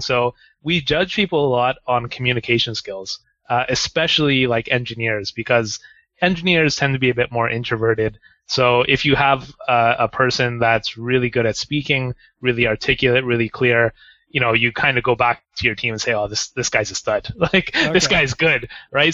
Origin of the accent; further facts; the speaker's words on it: Canada; moved away as an adult; now in Japan; I'm from Canada